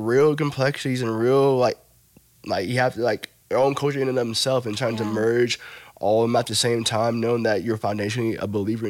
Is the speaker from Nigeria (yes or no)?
yes; Nigeria; Like, man, I'm glad that I'm Nigerian, and because Nigerian people is dope.